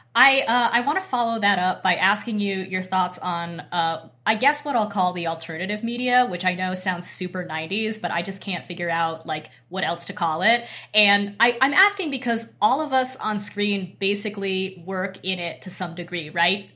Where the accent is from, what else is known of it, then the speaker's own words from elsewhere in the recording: Boise, Idaho, United States; I grew up in Boise, Idaho